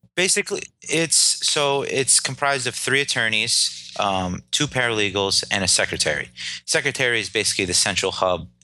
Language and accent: English; Clifton, New Jersey, United States; I was born and raised in Clifton, New Jersey